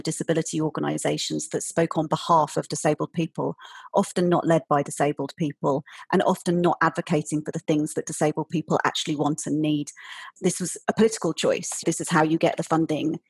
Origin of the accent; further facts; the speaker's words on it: United Kingdom; moved away as an adult; now in Berlin, Germany; I'm British, but I'm based in Germany at the moment, in Berlin.